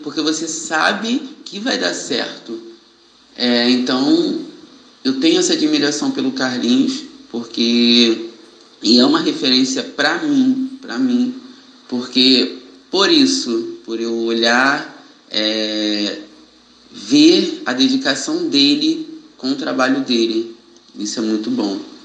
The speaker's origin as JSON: {"language": "Portuguese", "town": "Niterói", "region": "Rio de Janeiro", "country": "Brazil", "tie": "born or raised there", "said": "sou morador de Niterói, sou nascido e criado no Cubango."}